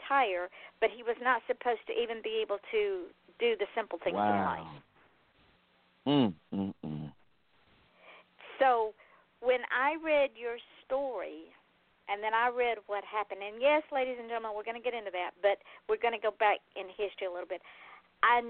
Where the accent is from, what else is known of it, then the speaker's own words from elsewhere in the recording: Atlanta, Georgia, United States; now in Florida, United States; me being born and raised in Atlanta